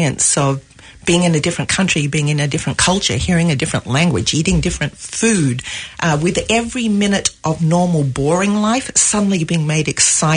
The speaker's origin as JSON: {"language": "English", "town": "Sydney", "region": "New South Wales", "country": "Australia", "tie": "born or raised there", "also_born_or_lived": "France / Arizona / New York", "moved": "as an adult", "lives_now": "United States", "said": "Wonderful place to grow up. I grew up on the northern beaches, so we had a 14-mile beach right in front of our house."}